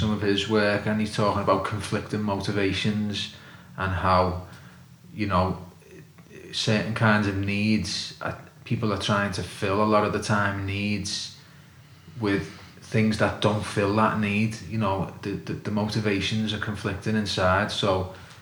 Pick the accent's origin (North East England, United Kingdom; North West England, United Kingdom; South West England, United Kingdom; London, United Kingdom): North West England, United Kingdom; Liverpool; I'm from Liverpool